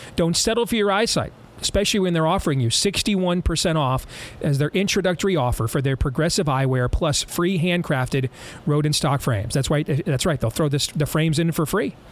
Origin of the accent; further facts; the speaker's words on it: Michigan, United States; moved away; my home state of Michigan